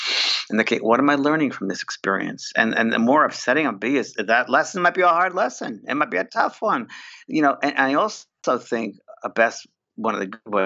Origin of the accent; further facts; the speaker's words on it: New York, United States; I'm a New Yorker, a cynical New Yorker, very down to earth